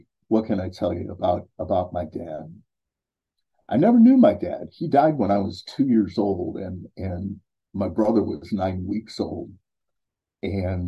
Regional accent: Cleveland, Ohio, United States; now in Columbus, United States; I was born and raised in Cleveland, Ohio, in the United States

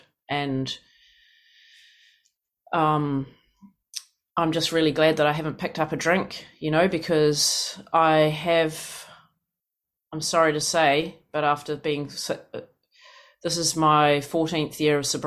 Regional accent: New Zealand; moved away as an adult; now in United States; I come from New Zealand. It's this country of 5 million

